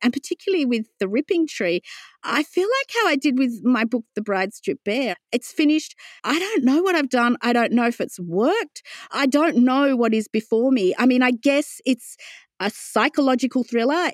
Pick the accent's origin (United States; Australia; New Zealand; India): Australia; Wollongong, New South Wales; also born or lived in London, United Kingdom / Sydney, Australia; I grew up in Wollongong on the foothills of Mount Kira